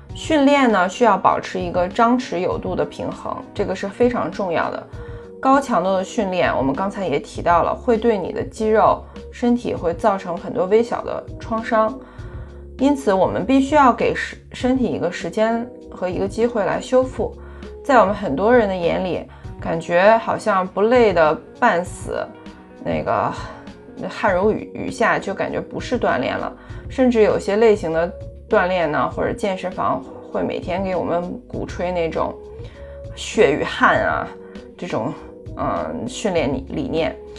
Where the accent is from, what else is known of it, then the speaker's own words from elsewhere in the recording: China; 在我们中国人的饮食习惯当中呢，蛋白质摄入的很少